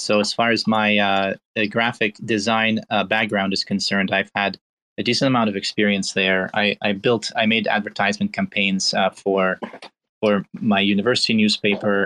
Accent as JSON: {"language": "English", "country": "Belarus", "also_born_or_lived": "Pittsburgh, Pennsylvania, United States", "moved": "yes", "lives_now": "United States", "said": "I'm originally from Belarus, so I came to the United States in 2001"}